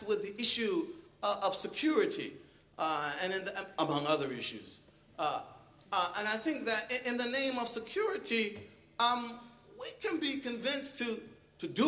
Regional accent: Philadelphia, Pennsylvania, United States; moved away; I'm originally from Philadelphia

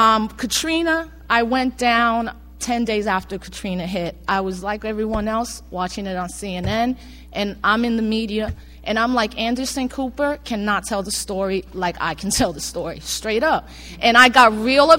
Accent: Puerto Rico; as a Puerto Rican and understanding how I, as an American citizen, am still second class

